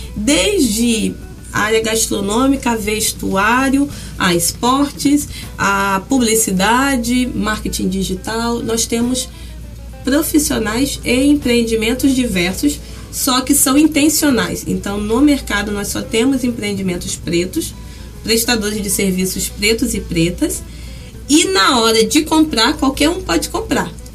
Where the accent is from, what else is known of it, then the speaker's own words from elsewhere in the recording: São Gonçalo, Rio de Janeiro, Brazil; nascida e criada no Jardim Catarina, na época maior loteamento favelizado da América Latina